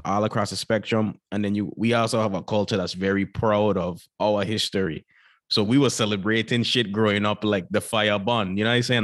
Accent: U.S. Virgin Islands; moved away as an adult; now in United States; born and raised in Saint Croix, you know, that's for part of the U S Virgin Islands

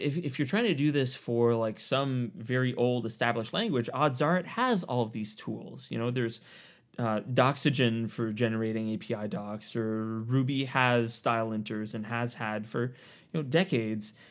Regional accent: Eastern Ontario, Canada; I grew up in Eastern Ontario in Canada. So, um, just basically right between the capital, Ottawa, and Montreal

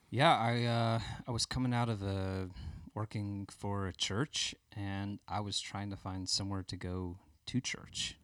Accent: Birmingham, Alabama, United States; I grew up in Birmingham. I'm from Birmingham

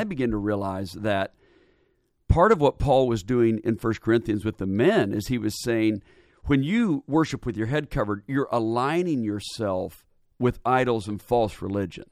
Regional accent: Portland, Oregon, United States; also born or lived in Indiana; now in Atlanta, United States; Born and raised in Portland, Oregon

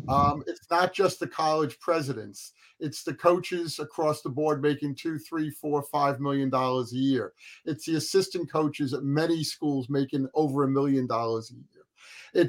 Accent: New Jersey, United States; we're from New Jersey, I think all three of us are

